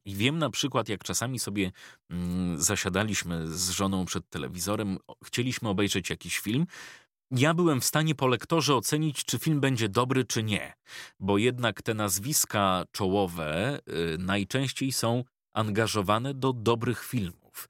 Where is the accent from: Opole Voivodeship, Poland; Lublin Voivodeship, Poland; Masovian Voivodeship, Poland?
Masovian Voivodeship, Poland; Ostrołęka; pochodzę z małego miasta